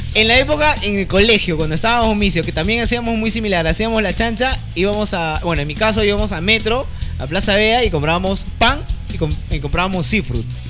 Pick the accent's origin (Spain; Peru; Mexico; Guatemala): Peru; nosotros como peruanos